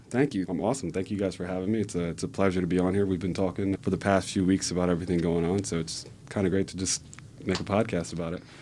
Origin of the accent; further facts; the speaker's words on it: Cheltenham, Pennsylvania, United States; also born or lived in California; growing up in Cheltenham, my parents, their, their outlook on life.